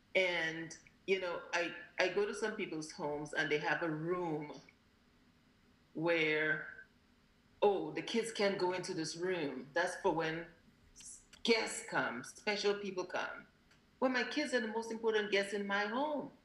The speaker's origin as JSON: {"language": "English", "country": "Grenada", "tie": "born or raised there", "also_born_or_lived": "Alabama / New York", "moved": "yes", "lives_now": "California, United States", "said": "as a child growing up in Grenada"}